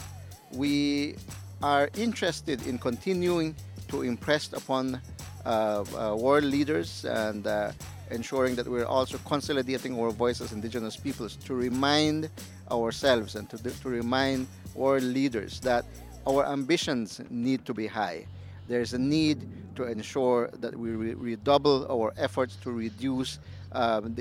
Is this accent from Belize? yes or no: yes; Southern Belize, Belize; I am Maya Ekchi from Southern Belize